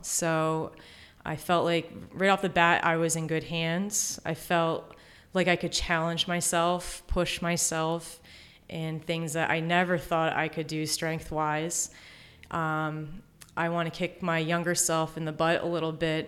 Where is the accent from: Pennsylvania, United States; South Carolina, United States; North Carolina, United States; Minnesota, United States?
Pennsylvania, United States; Exton; I'm from the Exton area